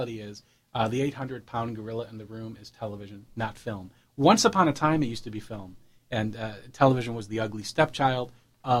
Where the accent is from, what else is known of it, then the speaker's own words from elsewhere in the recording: Cleveland, Ohio, United States; I'm from Cleveland